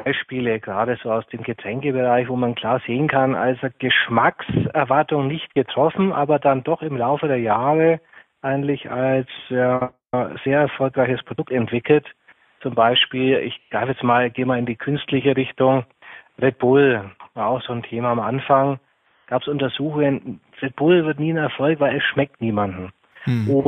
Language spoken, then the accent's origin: German; Brazil; German is a second language; now in Germany; Und ich als Kind bin aufgewachsen in Brasilien mit Kokoswasser. Und auch wenn ich krank war, habe ich von der Oma immer Kokoswasser bekommen und von meiner Mutter.